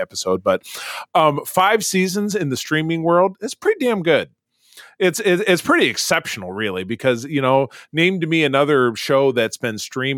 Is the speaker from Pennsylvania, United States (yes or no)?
no; Grosse Pointe, Michigan, United States; Grosse Pointe, which is my hometown